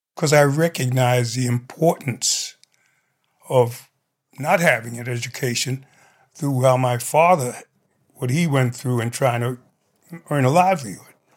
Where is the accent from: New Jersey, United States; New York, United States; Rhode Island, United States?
New York, United States; New York City; me being a New Yorker, I'm familiar with the different communities in New York